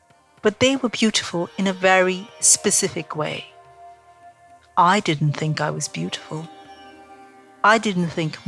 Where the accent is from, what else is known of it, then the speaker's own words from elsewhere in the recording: India; moved away; Growing up in India